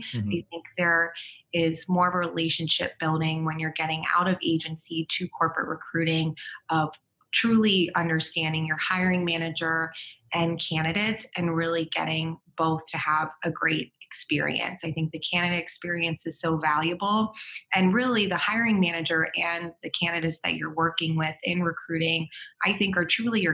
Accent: East Coast, United States; now in San Diego, United States; I'm from the East Coast

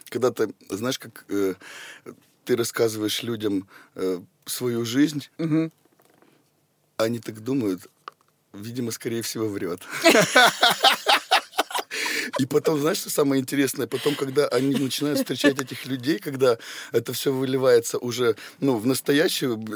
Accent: Potsdam, Brandenburg, Germany; born there; Потсдам. Потсдам.

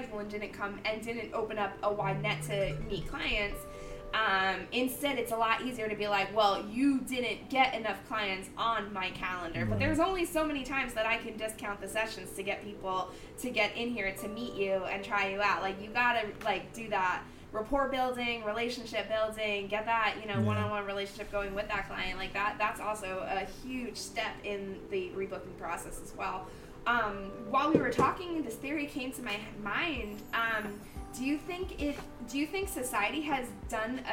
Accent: Mount Pocono, Pennsylvania, United States; born or raised there

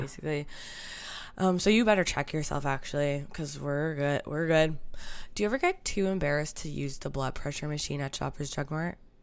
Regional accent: Canada; As a Canadian youngster

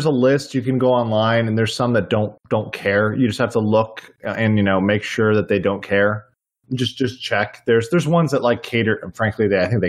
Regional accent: Miami, Florida, United States; we grew up in Miami.

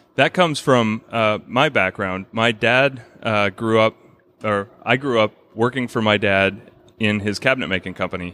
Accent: Brookfield, Wisconsin, United States; I grew up in Brookfield, which is just the next town over

